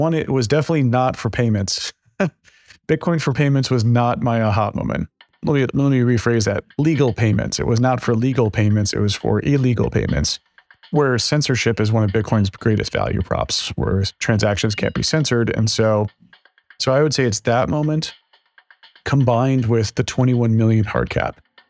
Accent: Texas, United States; Yeah, so it's funny, I don't have a Texas accent, but I grew up in Texas.

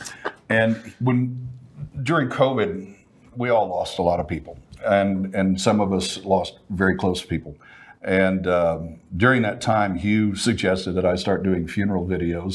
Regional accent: Fort Worth, Texas, United States; now in Dallas, United States; I'm from Fort Worth, live in Dallas

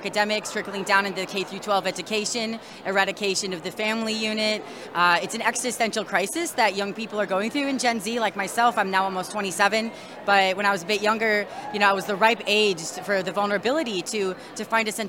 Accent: Milwaukee, Wisconsin, United States; I'm from Milwaukee, Wisconsin

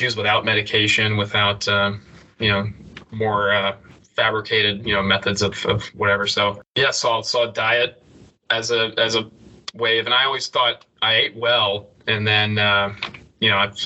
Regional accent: Knoxville, Tennessee, United States; growing up in Knoxville

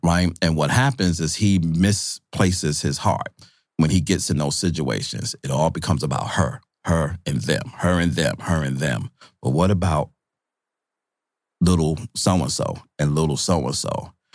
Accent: New York City, New York, United States; also born or lived in Syracuse, New York; I'm from Brooklyn.

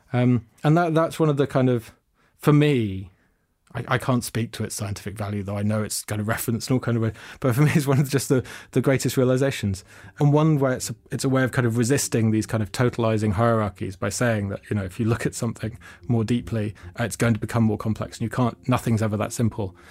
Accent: London, United Kingdom; I grew up in London.

